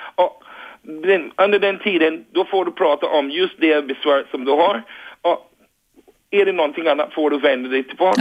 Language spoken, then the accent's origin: Swedish; Barbados; Swedish is a second language; now in Rågsved, Sweden; jag kommer från Barbados